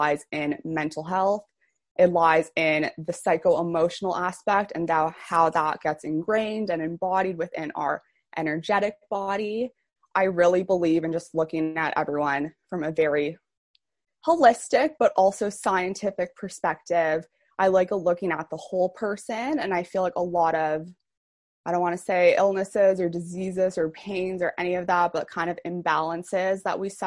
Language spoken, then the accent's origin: English; Toronto, Ontario, Canada; I'm from Toronto, Canada.